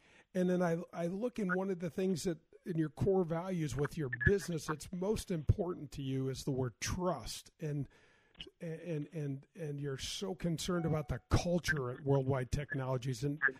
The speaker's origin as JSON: {"language": "English", "country": "United States", "tie": "born or raised there", "said": "growing up in North County. It was pretty much blue collar"}